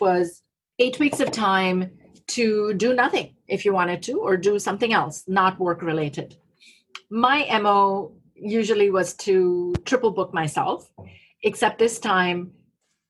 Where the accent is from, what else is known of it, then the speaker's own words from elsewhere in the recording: India; moved away; radio where I grew up in India